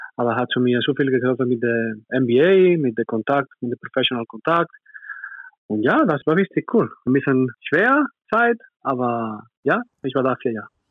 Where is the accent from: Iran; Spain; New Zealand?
Spain; German is a second language; moved away as an adult; now in Nürtingen, Germany; Kanoyas ist meine Heimat